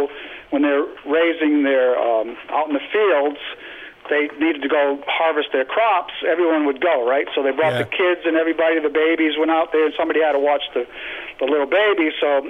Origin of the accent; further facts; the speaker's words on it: Massachusetts, United States; now in South Carolina, United States; I live in South Carolina now, but I'm originally from Massachusetts.